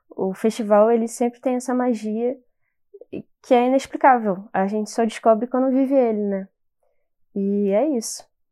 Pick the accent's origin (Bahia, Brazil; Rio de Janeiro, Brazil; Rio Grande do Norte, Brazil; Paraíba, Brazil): Rio de Janeiro, Brazil; eu sou do Rio